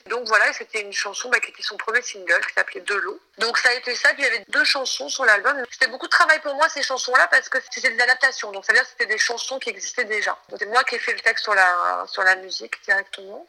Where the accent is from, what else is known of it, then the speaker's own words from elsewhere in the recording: Marseille, Provence-Alpes-Côte d'Azur, France; moved away as an adult; also born or lived in Paris; J'ai grandi à Marseille, donc je suis arrivée à Paris en tapant à la porte des maisons d'édition